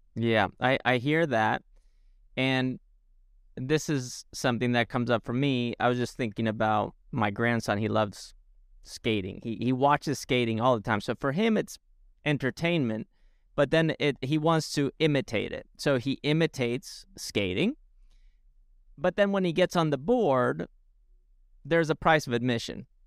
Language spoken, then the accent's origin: English; Spain; moved away; growing up in Spain